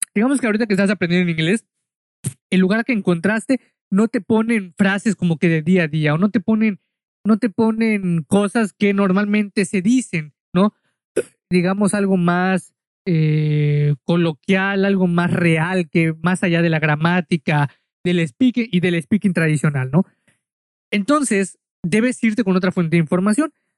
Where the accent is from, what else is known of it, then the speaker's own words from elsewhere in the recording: Mexico; yo soy mexicano